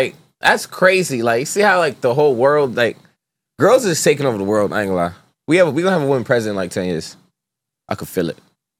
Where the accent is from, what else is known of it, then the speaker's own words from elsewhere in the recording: New York City, New York, United States; moved away; I'm from Brooklyn.